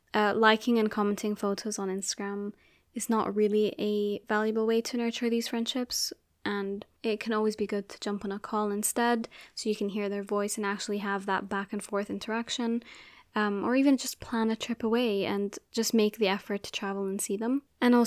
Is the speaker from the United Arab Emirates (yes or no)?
yes; Abu Dhabi, United Arab Emirates; So I grew up in Abu Dhabi and I went to an international school.